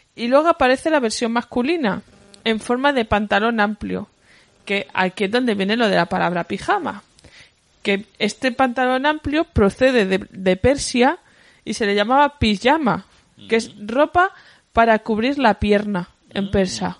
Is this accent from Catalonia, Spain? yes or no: yes; Badalona, Catalonia, Spain; soy de Badalona, Badalona City